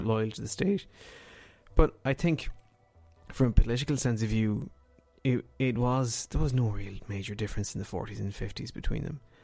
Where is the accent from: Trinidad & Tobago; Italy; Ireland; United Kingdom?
Ireland; as a kid growing up in Ireland